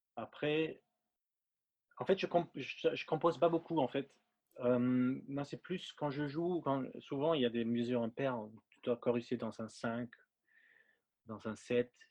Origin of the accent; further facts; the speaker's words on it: Linz, Upper Austria, Austria; French is a second language; moved away as an adult; now in Paris, France; c'est un batteur euh, avec qui j'ai grandi en Autriche. Mmh je viens d'Autriche, euh, à Linz